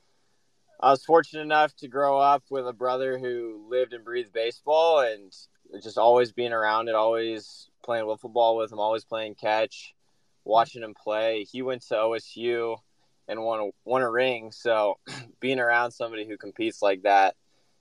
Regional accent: Bend, Oregon, United States; I grew up in Bend. It's my favorite place in the world

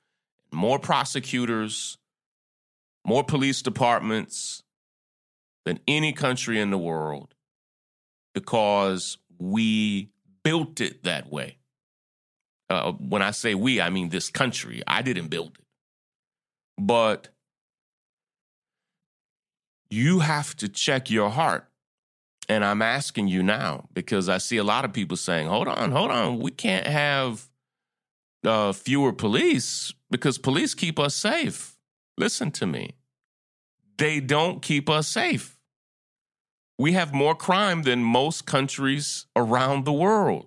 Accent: United States; as an American

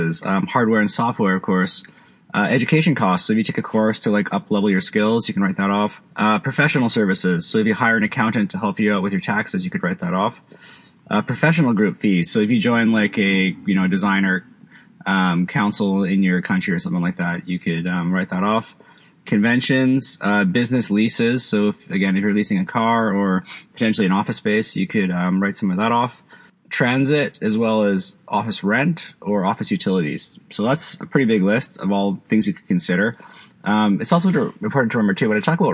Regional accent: Canada; also born or lived in Vancouver, British Columbia; I live in Vancouver. I'm from Canada

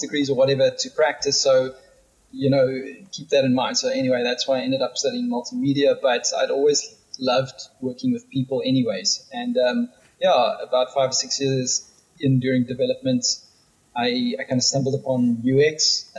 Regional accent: Pretoria, Gauteng, South Africa; moved away as an adult; now in Cape Town, South Africa; I grew up in Pretoria and I lived there for 30 years and moved to Cape Town about 10 years ago

